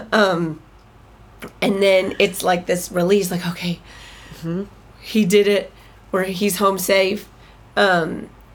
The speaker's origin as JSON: {"language": "English", "town": "Austin", "region": "Texas", "country": "United States", "tie": "born or raised there", "also_born_or_lived": "Michigan", "moved": "yes", "said": "I grew up in Austin"}